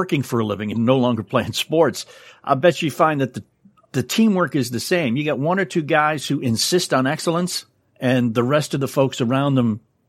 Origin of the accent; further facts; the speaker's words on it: New England, United States; I grew up in New England, so until recently I didn't have a football team to root for.